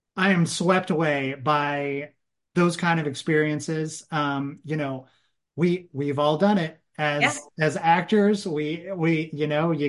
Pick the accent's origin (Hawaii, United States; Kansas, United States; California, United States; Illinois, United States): Illinois, United States; Southern; I'm from Southern Illinois